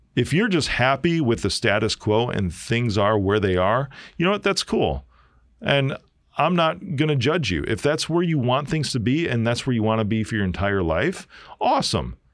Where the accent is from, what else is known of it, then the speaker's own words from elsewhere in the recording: Chicago, Illinois, United States; I'm from Chi-Town. I'm a South Sider